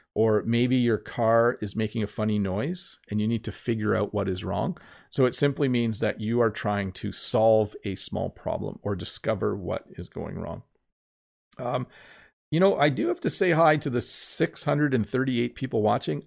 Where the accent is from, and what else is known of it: Canada